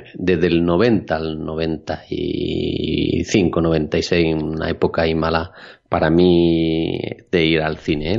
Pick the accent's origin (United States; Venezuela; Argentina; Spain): Spain; a small town near Granada, Andalusia; mi pueblo hubo unos años en el que no hubo cine, lo cerraron